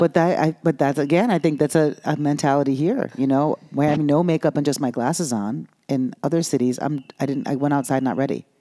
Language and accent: English; New York, United States; moved away; also born or lived in Los Angeles / Miami; I grew up in New York